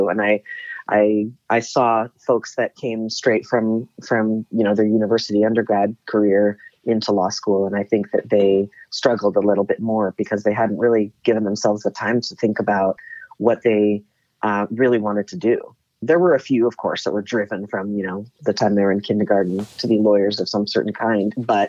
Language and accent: English; Palo Alto, California, United States; Palo Alto.